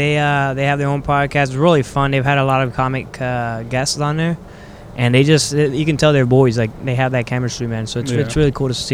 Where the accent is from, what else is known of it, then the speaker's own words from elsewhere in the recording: Miami, Florida, United States; I'm from Miami